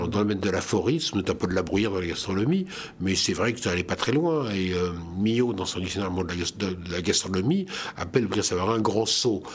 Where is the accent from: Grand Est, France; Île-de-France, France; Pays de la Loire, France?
Grand Est, France; Lorraine; Je suis alsacien professionnel, mais je suis lorrain de naissance et je suis fier d'être lorrain.